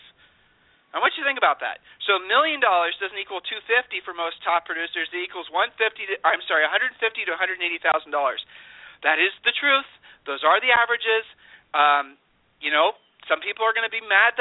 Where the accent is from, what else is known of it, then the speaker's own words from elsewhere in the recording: Ohio, United States; I'm from Ohio, and by the very nature, we're not braggarts.